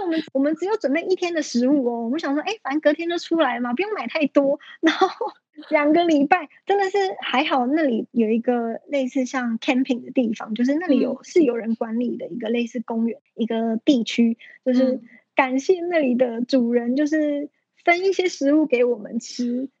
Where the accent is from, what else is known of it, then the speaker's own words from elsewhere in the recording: Taiwan; also born or lived in Australia; 尤其开车，你要从台湾的左驾改成右驾，就是连开车的方向都不一样